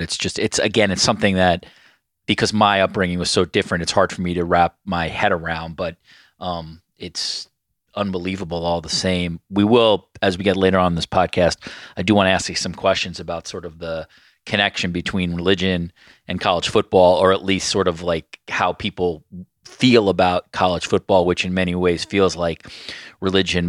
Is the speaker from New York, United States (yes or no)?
yes; New York, United States; growing up in New York